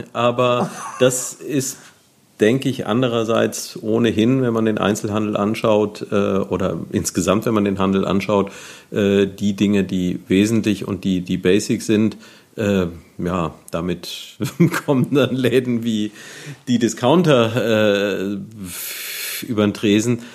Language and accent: German; Neuwied, Rhineland-Palatinate, Germany; moved away as an adult; ich bin hier aufgewachsen, war dann lange Zeit weg und seit einiger Zeit wieder hier